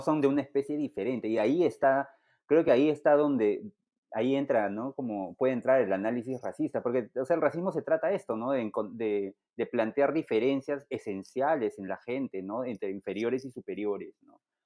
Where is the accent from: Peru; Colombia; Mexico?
Peru; como peruanos